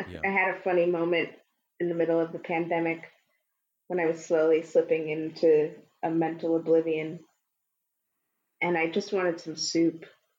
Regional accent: New York City, New York, United States; He's from Staten Island. I'm from Manhattan.

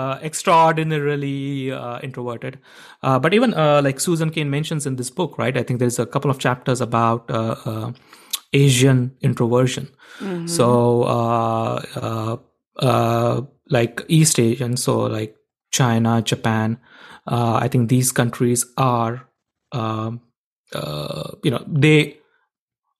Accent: India; moved away as an adult; I grew up in India

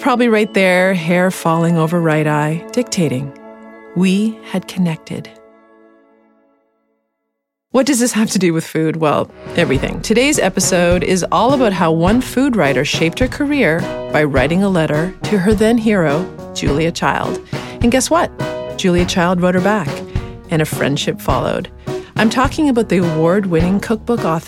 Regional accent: Halifax, Nova Scotia, Canada; I am from Halifax

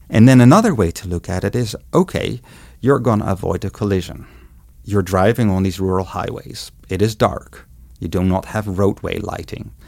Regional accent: Netherlands; moved away as an adult; now in Montana, United States; I was born and grew up in the Netherlands

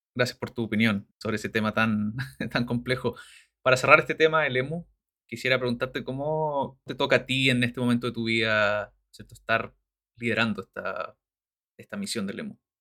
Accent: Chile; moved away; por estar ya harto tiempo fuera de Chile

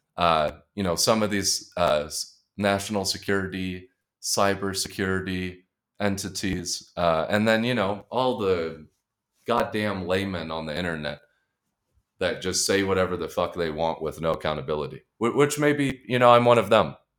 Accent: Colorado Springs, Colorado, United States; I grew up in Colorado Springs, Colorado

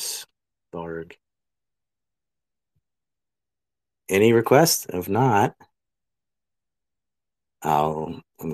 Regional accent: United States; also born or lived in Japan; now in South Korea; I'm an American living in Korea

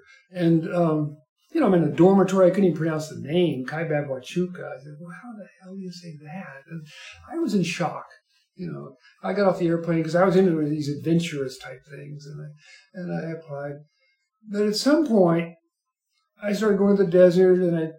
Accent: Kentucky, United States; moved away as an adult; also born or lived in Tucson, Arizona; now in Cochise County, United States; I grew up in Kentucky.

